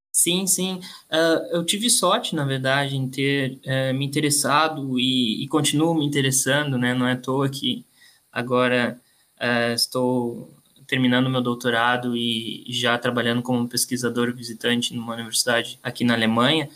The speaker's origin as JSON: {"language": "Portuguese", "town": "Uruguaiana", "region": "Rio Grande do Sul", "country": "Brazil", "tie": "born or raised there", "also_born_or_lived": "Florianópolis", "moved": "as an adult", "lives_now": "Lisbon, Portugal", "said": "eu nasci em Uruguaiana, que é uma cidade é, que fica na fronteira com, com a Argentina, é, uma cidade no interior."}